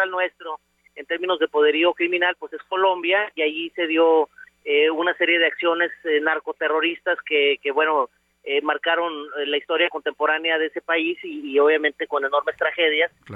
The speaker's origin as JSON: {"language": "Spanish", "town": "Tijuana", "region": "Baja California", "country": "Mexico", "said": "mi tierra"}